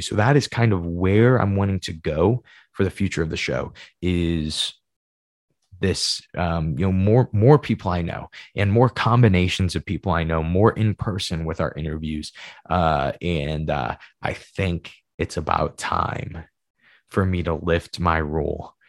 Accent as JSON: {"language": "English", "region": "Midwest", "country": "United States", "said": "I'm Midwesterner"}